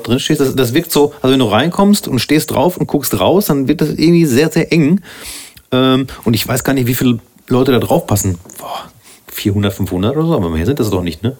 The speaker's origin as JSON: {"language": "German", "town": "Soest", "region": "North Rhine-Westphalia", "country": "Germany", "said": "ich komme ja aus Soest und nicht Söst"}